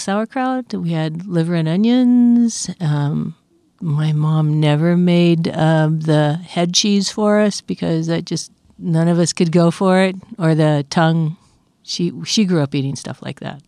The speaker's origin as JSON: {"language": "English", "region": "Oregon", "country": "United States", "tie": "born or raised there", "moved": "yes", "said": "I grew up in Oregon"}